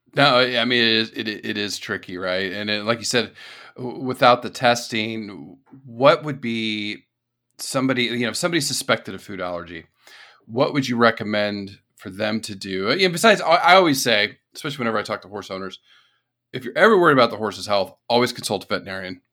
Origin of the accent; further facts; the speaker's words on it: the desert part of California, United States; moved away; also born or lived in East Coast / Texas / South Carolina / Florida; growing up in California, the desert part of California